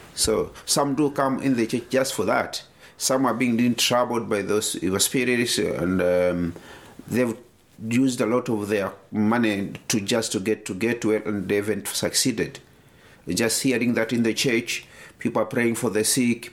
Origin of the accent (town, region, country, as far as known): Tanzania